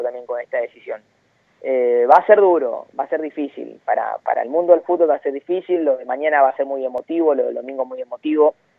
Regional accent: Luján, Buenos Aires Province, Argentina; yo soy de Luján, provincia de Buenos Aires

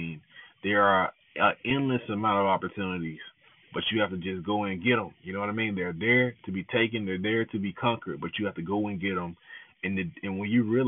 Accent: the South, United States; accent: southern; my southern accent is coming out a little bit

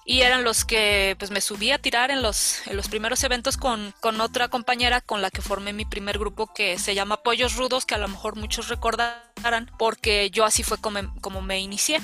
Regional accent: Ecatepec, State of Mexico, Mexico; yo soy de Ecatepec, digo, si los que nos están escuchando no, no saben de dónde, de dónde vengo yo, soy de Ecatepec

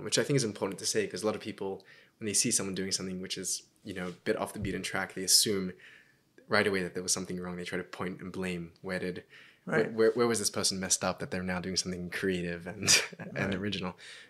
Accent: Sydney, New South Wales, Australia; Growing up in Sydney was delightful in many ways.

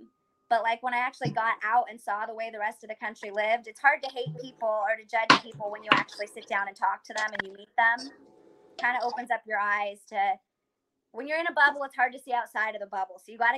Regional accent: California, United States; moved away as an adult; also born or lived in Montana; I grew up in California

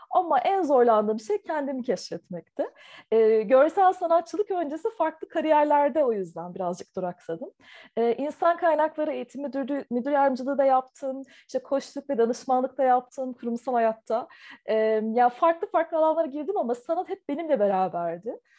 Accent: Taiwan; first language Chinese; also born or lived in Turkey; Türkiye'de doğdum ama Tayvan'da ilkokula başladım. O yüzden e, okuma yazmayı da ilk Çince öğrendim.

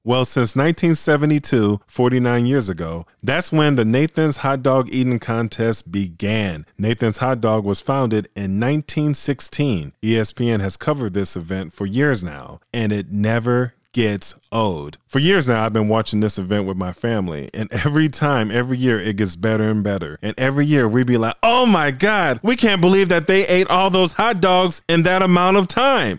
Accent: United States; my home country, U S

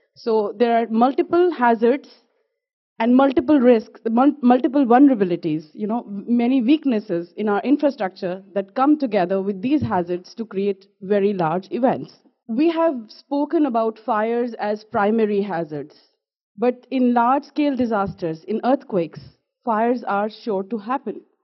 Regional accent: Jammu and Kashmir, India; I am from Jammu and Kashmir in India

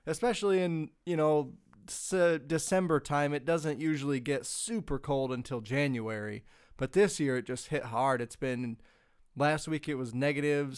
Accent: Michigan, United States; forty-five minutes away from where I grew up in Michigan

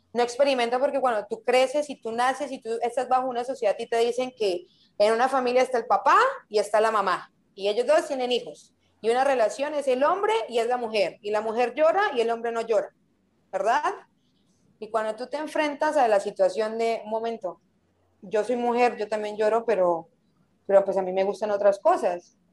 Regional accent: Colombia; moved away as an adult; also born or lived in Bucaramanga / Taganga / Playa del Carmen; now in Mexico; Cuando me vine para México, salí de Colombia

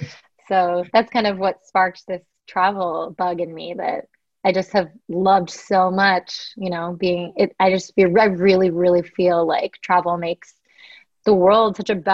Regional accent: Chicago, Illinois, United States; also born or lived in Connecticut; So I was born in Connecticut and then grew up in Chicago in the suburbs

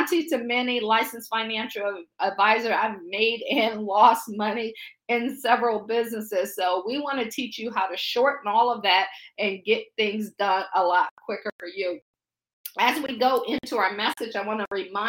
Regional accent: Akron, Ohio, United States; moved away as an adult; also born or lived in Baltimore / Pittsburgh; now in Washington, D.C., United States; I grew up in the Akron area, as they said, just a kid from Akron.

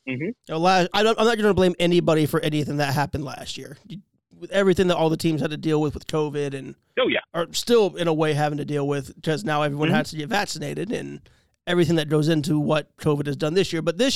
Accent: Columbus, Ohio, United States; We're from Columbus

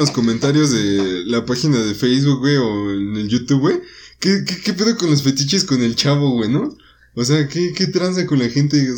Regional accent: Mexico; Nosotros como ciudadanos mexicanos

